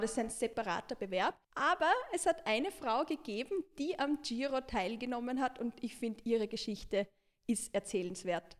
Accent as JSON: {"language": "German", "region": "Marche", "country": "Italy", "tie": "born or raised there", "moved": "yes", "lives_now": "Vienna, Austria", "said": "meine Heimatregion, also die Region Marken"}